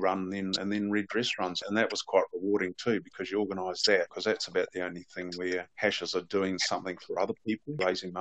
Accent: New Zealand; being a Kiwi

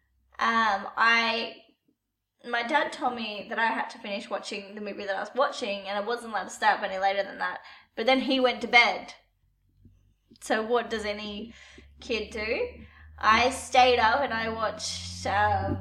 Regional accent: Australia; we're Australian

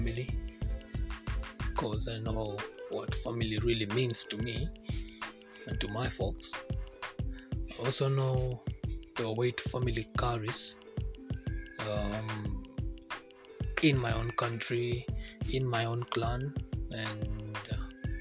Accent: Kikuyu, Central Kenya, Kenya; first language Kikuyu; English is a second language; I'm a Kikuyu.

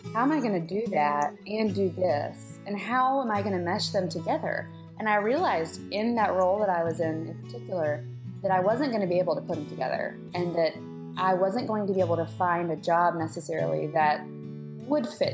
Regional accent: Pensacola, Florida, United States; moved away; I was born and raised in Pensacola, Florida

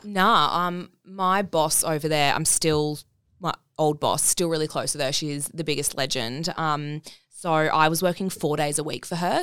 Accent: Brisbane, Queensland, Australia; also born or lived in Bali; now in Gold Coast, Australia; from Brisbane. Um, yeah, no, so grew up there

